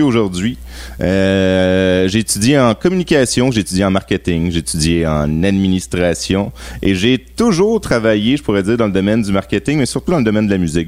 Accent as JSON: {"language": "French", "town": "Laval", "region": "Quebec", "country": "Canada", "tie": "born or raised there", "said": "Donc, euh, j'ai grandi à Laval."}